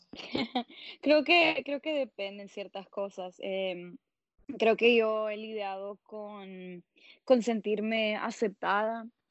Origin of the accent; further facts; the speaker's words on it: Tegucigalpa, Francisco Morazán, Honduras; moved away as an adult; also born or lived in Columbus, Ohio; now in Seattle, United States; yo soy de Tegucigalpa, Honduras, y estoy viviendo en Seattle, Washington